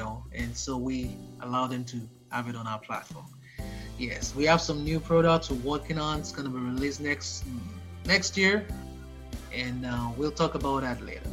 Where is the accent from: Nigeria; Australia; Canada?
Nigeria; now in United States; I'm an American, but I'm Nigerian, originally from Nigeria.